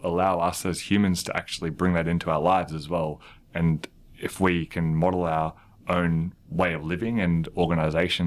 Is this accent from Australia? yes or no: yes; Australia; as an Australian